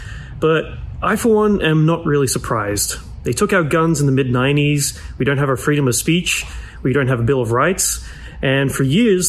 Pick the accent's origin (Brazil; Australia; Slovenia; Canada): Australia; Brisbane, Queensland; now in Los Angeles, United States; I'm originally from Brisbane, Australia, and I now live in Los Angeles, California.